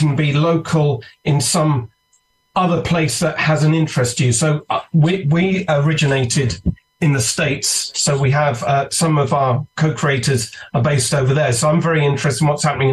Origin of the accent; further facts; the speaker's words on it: United Kingdom; accent: British; You can tell from my accent, I'm a Brit.